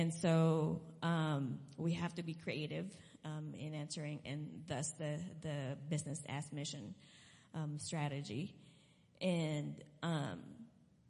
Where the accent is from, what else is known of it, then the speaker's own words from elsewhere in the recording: Philippines; moved away; I'm originally from the Philippines